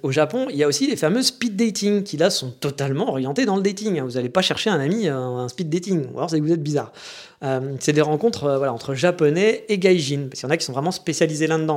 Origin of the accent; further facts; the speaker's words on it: France; moved away as an adult; also born or lived in Japan; Je savais pas que j'étais français